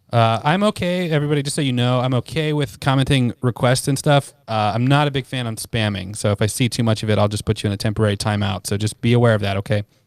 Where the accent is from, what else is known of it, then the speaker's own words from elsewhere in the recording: United States; I'm American